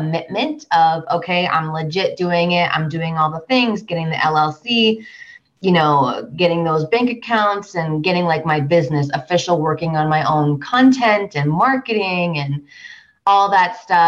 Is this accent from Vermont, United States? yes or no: yes; Vermont, United States; moved away as an adult; also born or lived in Washington, D.C. area / Los Angeles; now in Denver, United States; I'm from Vermont originally, born and raised, went to undergrad there.